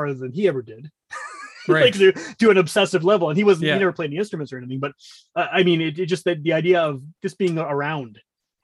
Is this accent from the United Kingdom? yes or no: no; Winnipeg, Manitoba, Canada; I grew up in Wolseley, which is kind of the hippie area of Winnipeg.